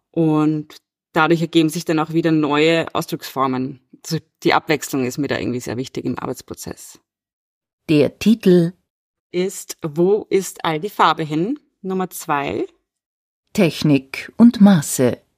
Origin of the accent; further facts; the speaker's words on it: Vienna, Austria; born there; Ich bin 1988 in Wien geboren und lebe und arbeite auch hier.